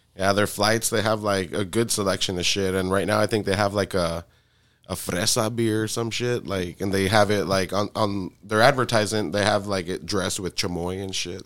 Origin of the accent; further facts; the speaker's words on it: South Texas, United States; I'm from South Texas